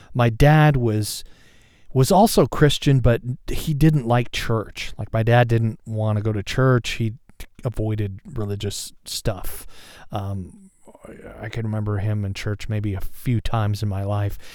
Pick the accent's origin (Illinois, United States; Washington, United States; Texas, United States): Washington, United States; Seattle; I'm from, uh, and live in the Seattle area